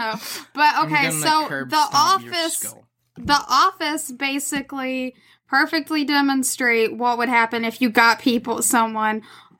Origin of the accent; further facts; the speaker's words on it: the South, United States; I'm from the South.